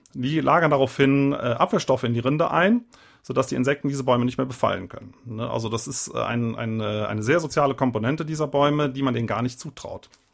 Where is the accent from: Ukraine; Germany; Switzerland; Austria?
Germany; Eifel, Rhineland-Palatinate; ich komme ja aus der Eifel